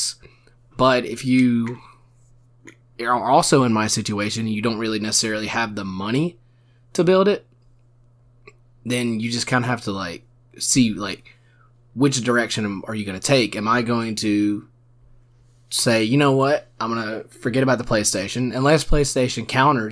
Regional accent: South Georgia, United States; We went to a South Georgia high school.

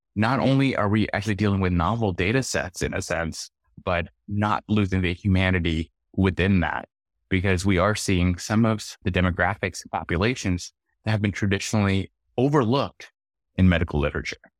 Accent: Lahore, Punjab, Pakistan; also born or lived in Arkansas, United States; now in United States; I was born and raised in Lahore, Pakistan

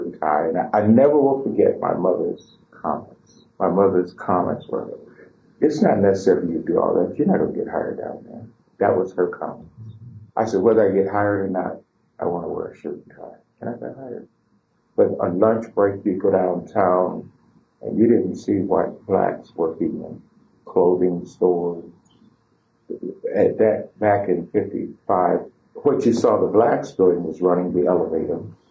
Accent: South Bend, Indiana, United States; I was born here in South Bend, went to Benjamin Harrison School for the 8 years you have to go to elementary and junior high, and then went to Washington High School

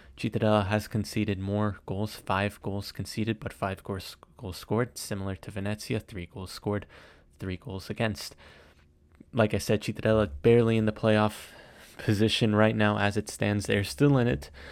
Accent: United States; I am American

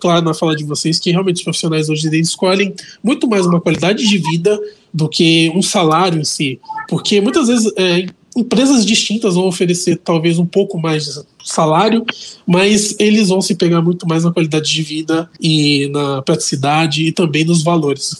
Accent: Santos, São Paulo, Brazil; Eu sou de Santos, né? Eu nasci em Santos, morei em Santos toda a minha vida.

